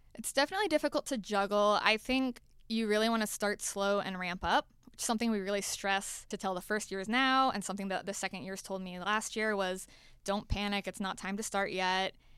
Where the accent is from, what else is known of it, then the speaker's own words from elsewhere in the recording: Florida, United States; moved away as an adult; now in Atlanta, United States; I am from Florida originally